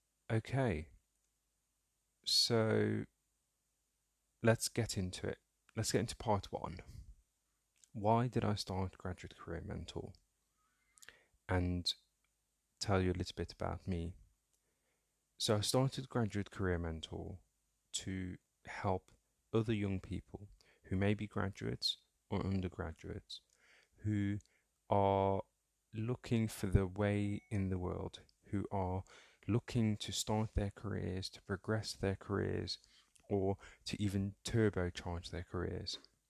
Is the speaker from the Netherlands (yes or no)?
yes; North Holland, Netherlands; also born or lived in Somalia; And my family settled in Holland, in a small town just outside Amsterdam. So I grew up in Holland, and shout out to any Dutch listeners, whether Somali or otherwise, who may be listening to the podcast.